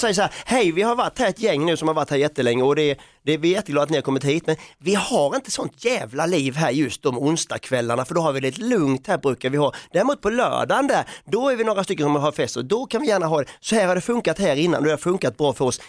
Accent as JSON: {"language": "Swedish", "country": "Sweden", "said": "man får som svensk"}